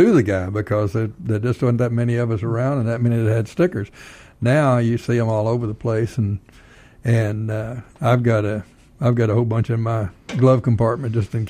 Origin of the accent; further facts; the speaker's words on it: North Texas, United States; now in Georgia, United States; I'm not from Georgia. I'm from a little town in North Texas.